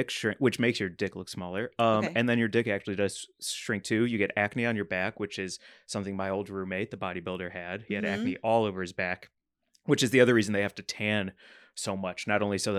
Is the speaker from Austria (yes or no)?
no; Canada; So I'm a Canadian.